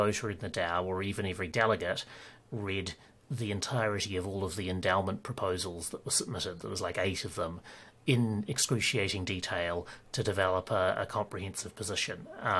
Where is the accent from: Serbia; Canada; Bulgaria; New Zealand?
New Zealand; also born or lived in Ireland / Australia / United Kingdom; It's a combination of that and being a Kiwi and therefore having a slightly different dialect and all of our own slang and stuff. And having, like, I've lived in New Zealand, Ireland, Australia and the UK